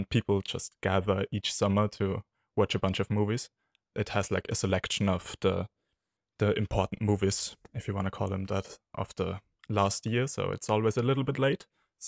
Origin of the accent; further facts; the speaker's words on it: Austria; I'm from Austria.